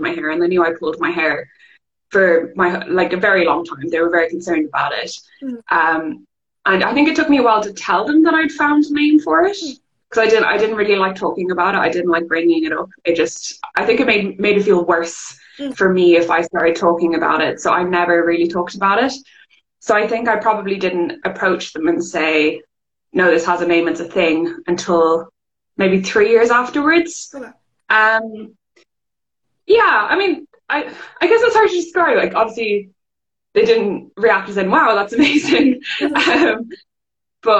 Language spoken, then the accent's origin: English; Ireland; accent: Irish; also born or lived in England; I moved country from England to Ireland